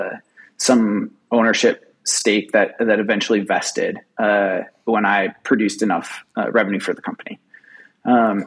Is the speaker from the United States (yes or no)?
yes; Rochester, Minnesota, United States; So I grew up in Rochester